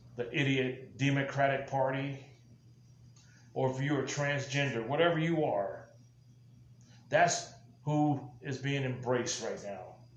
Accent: United States

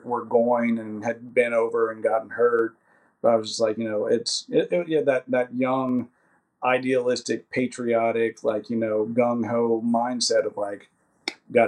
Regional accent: Kentucky, United States; moved away as an adult; I had nothing, and I do mean nothing, there for me in Kentucky besides my family

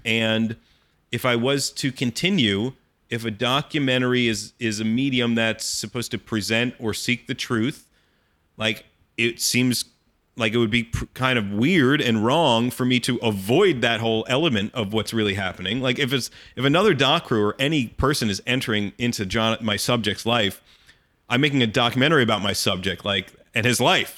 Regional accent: Allentown, Pennsylvania, United States; when I was, like, twelve or thirteen years old, growing up in Allentown, Pennsylvania

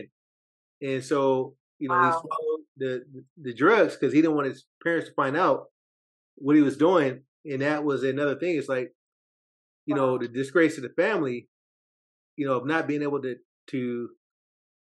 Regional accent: Oakland, California, United States; I'm Oakland, California, born and raised.

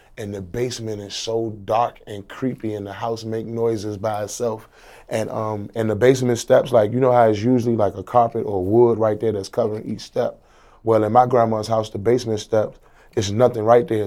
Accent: Washington, District of Columbia, United States; I'm from Washington, D C, District of Columbia

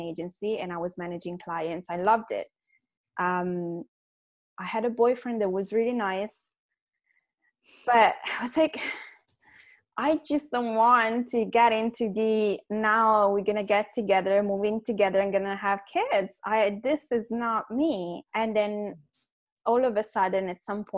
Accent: Milan, Lombardy, Italy; moved away as an adult; now in London, United Kingdom; I grew up in Milan

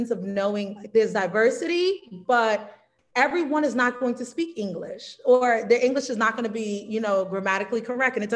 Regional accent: New York, United States; also born or lived in South Carolina; now in Mexico; So yes, I'm originally from New York, but spent most of my time in South Carolina. So I'm from both places.

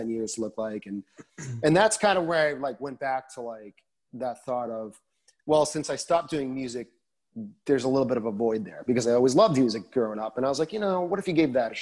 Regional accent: Massachusetts, United States; moved away as an adult; also born or lived in Boston; now in Nashville, United States; I'm born and raised in Massachusetts

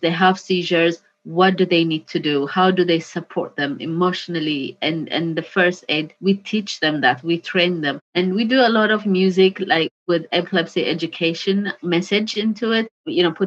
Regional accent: Ethiopia; now in United Kingdom; my home country

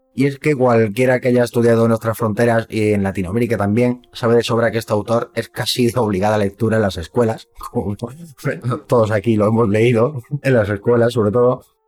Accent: Córdoba, Andalusia, Spain; now in Madrid, Spain; yo soy de Córdoba

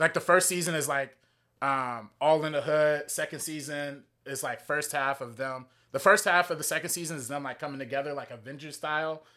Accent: Compton, California, United States; I grew up in Compton

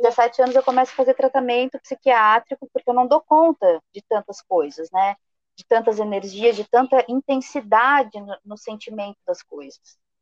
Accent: Rio Grande do Sul, Brazil; eu sou gaúcha

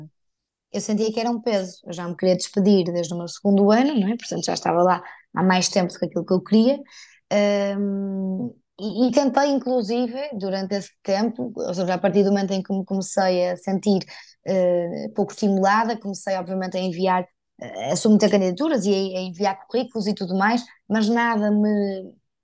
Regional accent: Porto, Norte, Portugal; accent: northern; moved away as an adult; now in Lisbon, Portugal; eu sou do Porto e moro em Lisboa já há cinco anos

